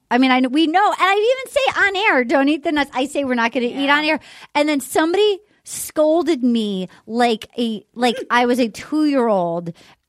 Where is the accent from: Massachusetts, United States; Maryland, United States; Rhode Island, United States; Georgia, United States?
Rhode Island, United States; Little Compton; in my hometown in Little Compton.